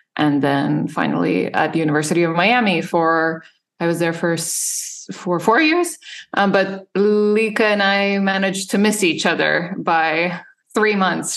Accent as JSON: {"language": "English", "country": "Serbia", "tie": "born or raised there", "also_born_or_lived": "Illinois", "moved": "as an adult", "lives_now": "United States", "said": "I grew up in Serbia"}